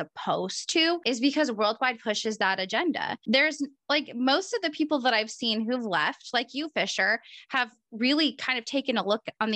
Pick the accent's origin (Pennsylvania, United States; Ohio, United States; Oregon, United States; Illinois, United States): Oregon, United States; I'm from Oregon